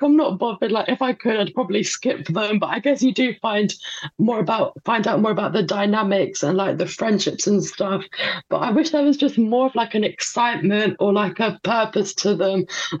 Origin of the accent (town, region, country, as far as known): Poland; born or raised there